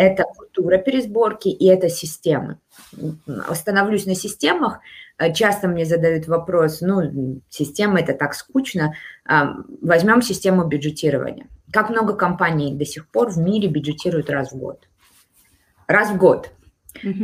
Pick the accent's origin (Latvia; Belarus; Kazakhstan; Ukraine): Kazakhstan; Almaty; Я родилась в Алмате